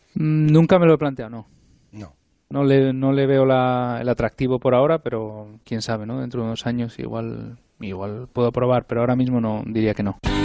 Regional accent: Spain; soy español

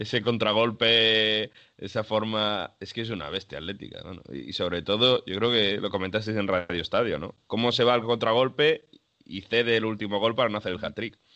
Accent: Spain; now in Italy; Los que estamos en España, los que somos de España

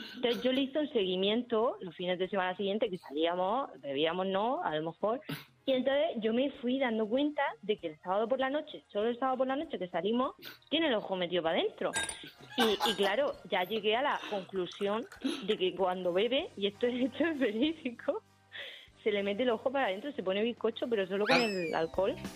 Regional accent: Murcia, Region of Murcia, Spain; yo soy de Murcia

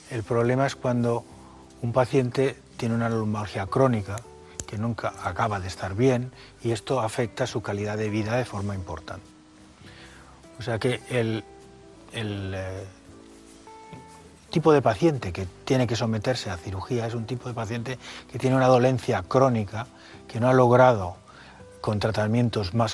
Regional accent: Mallorca, Balearic Islands, Spain; moved away as an adult; also born or lived in Barcelona / Madrid; Pues yo me fui de Mallorca en el año 70 a empezar la carrera. Eh, la hice en Barcelona y luego hice la especialidad aquí en Madrid, en La Paz. Y después volví a Cataluña.

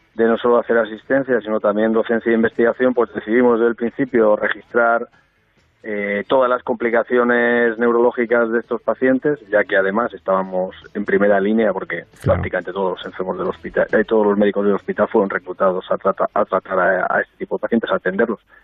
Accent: Albacete, Castilla-La Mancha, Spain; siendo albaceteño

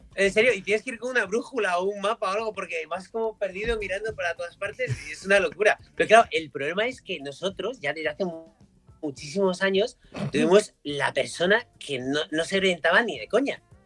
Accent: Madrid, Community of Madrid, Spain; yo nací en, Madrid, mi padre es gallego y voy mucho a Galicia

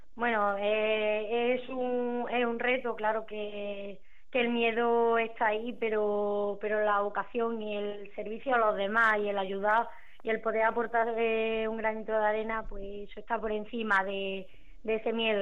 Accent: Córdoba, Andalusia, Spain; yo soy de Córdoba, estoy estudiando allí

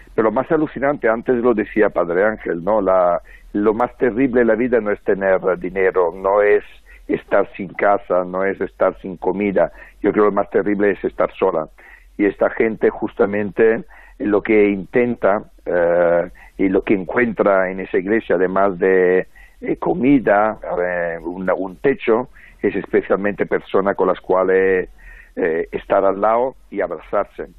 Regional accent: Francavilla, Italy; now in Madrid, Spain; en el pueblo de Francavilla, de donde soy yo

